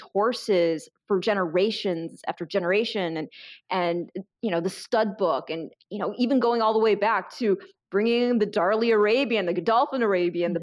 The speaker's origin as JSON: {"language": "English", "region": "Michigan", "country": "United States", "tie": "born or raised there", "said": "I grew up in Michigan in a very small town"}